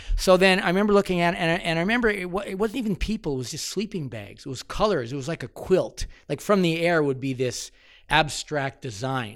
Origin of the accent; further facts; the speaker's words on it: London, Ontario, Canada; moved away as an adult; now in Alberta, Canada; I grew up in London, Ontario